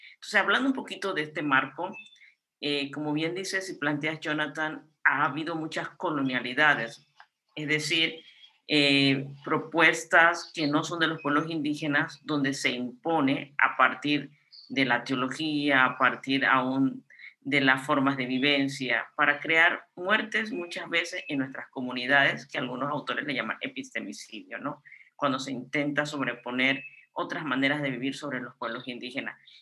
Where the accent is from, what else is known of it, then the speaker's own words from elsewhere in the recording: Guna Yala, Panama; soy de la familia Cunadule, un pueblo indígena en Panamá y Colombia, quienes vivimos ancestralmente en estos territorios. Y actualmente soy de la comarca de Cunayala, es una de las islas del Caribe panameño